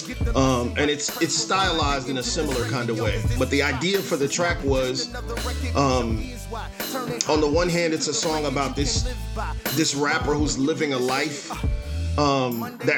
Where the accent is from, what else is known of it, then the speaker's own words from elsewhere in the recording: Kansas City, Missouri, United States; I was born in the Midtown area. I grew up in South Kansas City